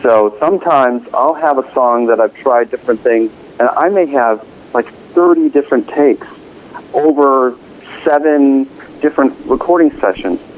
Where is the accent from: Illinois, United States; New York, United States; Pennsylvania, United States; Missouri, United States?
Illinois, United States; Chicago; moved away as an adult; also born or lived in California; now in Boston, United States; I'm a California native, but I grew up in the Midwest, in the Chicago area.